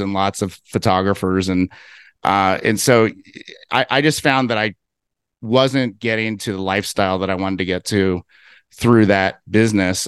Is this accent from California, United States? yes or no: no; Cincinnati, Ohio, United States; moved away as an adult; now in Salt Lake City, United States; I'm originally from Cincinnati, Ohio. I, I grew up out in the suburbs